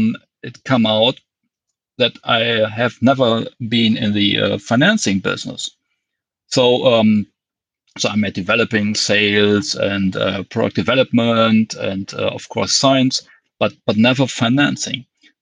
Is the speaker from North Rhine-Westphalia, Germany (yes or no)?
yes; Dortmund, North Rhine-Westphalia, Germany; So, for example, I came from Westphalia, which is I was born in Dortmund, and then we had to move to the Rhineland, and that's strange. It's a complete different culture.